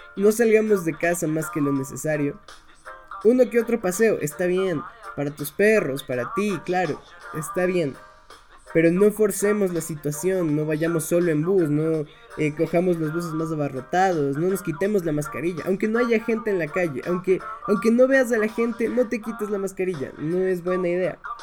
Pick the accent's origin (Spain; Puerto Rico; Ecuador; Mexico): Ecuador; en mi país, en Ecuador